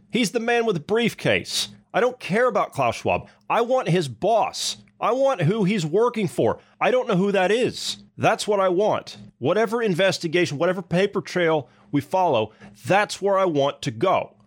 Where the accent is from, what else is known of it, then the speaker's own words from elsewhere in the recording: Ohio, United States; moved away; my hometown ten years ago, I mean, Ohio